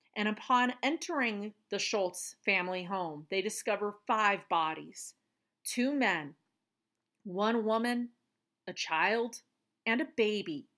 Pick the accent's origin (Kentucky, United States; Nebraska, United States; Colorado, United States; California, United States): Colorado, United States; we are in my home state of Colorado, and actually, it's just forty-five minutes away from where I am in Pueblo.